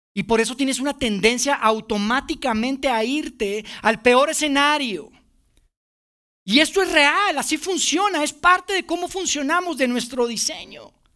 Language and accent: Spanish; Monterrey, Nuevo León, Mexico; now in Mexico City, Mexico; Mi familia y yo somos de Monterrey, somos los únicos que vivimos fuera